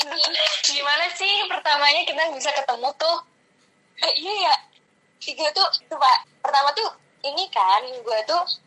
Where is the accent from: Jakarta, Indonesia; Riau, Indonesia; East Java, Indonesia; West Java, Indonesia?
Jakarta, Indonesia; moved away as an adult; now in Yogyakarta, Indonesia; gue asli Jakarta